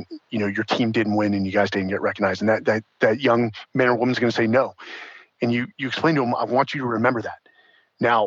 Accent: San Francisco, California, United States; born or raised there; also born or lived in Atherton, California, United States; now in Austin, United States

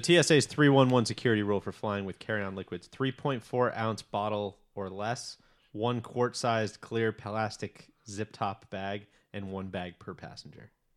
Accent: Chicago, Illinois, United States; I grew up in Chicago

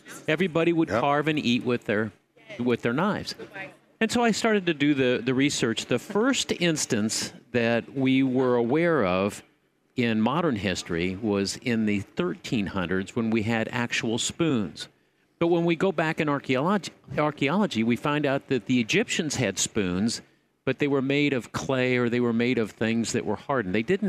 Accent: Kentucky, United States; I grew up on chicken gizzards. I'd rather have gizzards. I'm from Kentucky, so

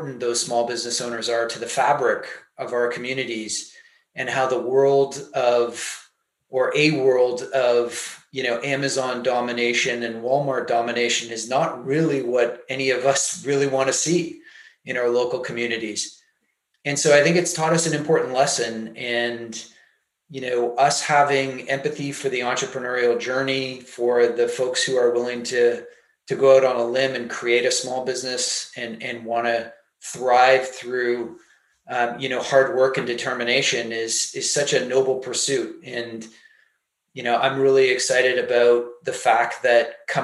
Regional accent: Canada; I'm Canadian

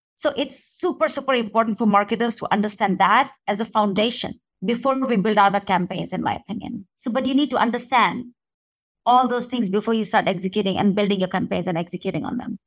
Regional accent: India; moved away; when I was growing up in India.

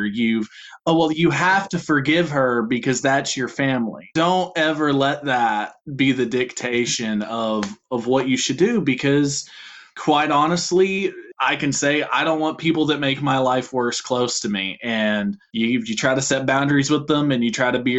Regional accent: Louisville, Kentucky, United States; now in Lexington, United States; I'm originally from Louisville, Kentucky. In 2020, I moved to Lexington

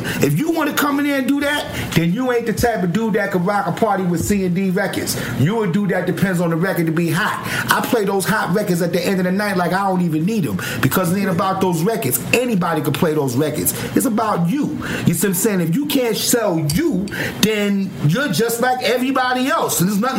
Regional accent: New York, United States; I love New York. I'm from New York, but I don't like how New York is moving a little bit

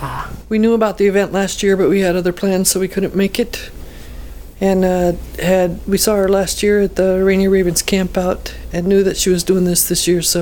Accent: Ashland, Oregon, United States; Ashland, Oregon.

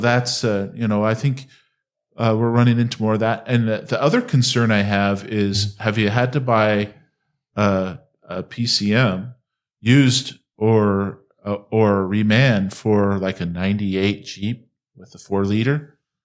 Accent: Utah, United States; I'm from Utah.

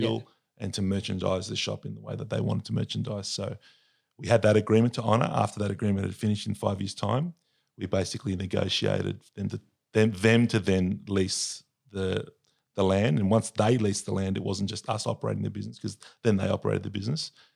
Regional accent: Sydney, New South Wales, Australia; I was born and raised in Sydney

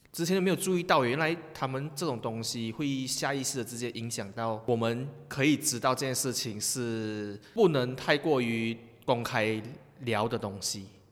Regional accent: Malaysia; 我们马来西亚人很厉害呀

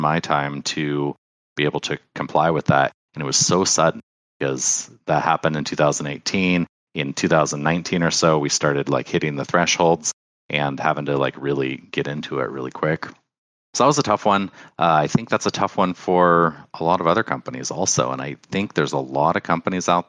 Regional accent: Oregon, United States; I'm from Oregon. Well, I'm from Oregon.

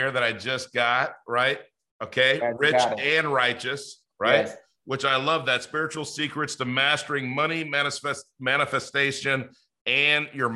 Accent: Los Angeles, California, United States; I grew up in Los Angeles in the inner city

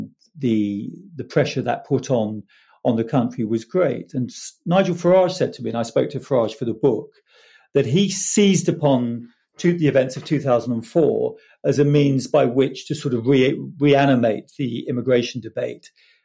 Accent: Harlow, East of England, United Kingdom; moved away; I grew up in Hollow Newtown, where my aunt still lives

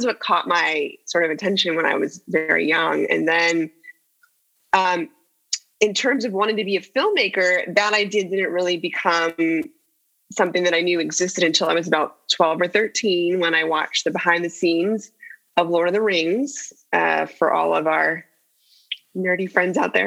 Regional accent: San Jose, California, United States; I grew up in the Bay Area, yeah, in San Jose

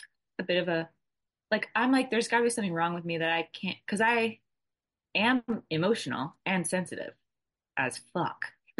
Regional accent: Atlanta, Georgia, United States; Atlanta. Yeah.

